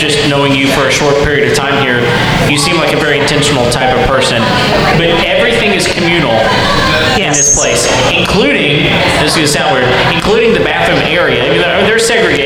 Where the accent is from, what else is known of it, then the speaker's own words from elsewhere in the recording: Texas, United States; I'm a Texan.